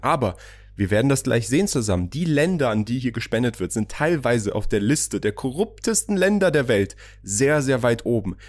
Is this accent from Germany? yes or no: yes; Germany; moved away as an adult; also born or lived in Iran; now in United Arab Emirates; ich bin Iraner, aber in Deutschland aufgewachsen, wohne jetzt hier da.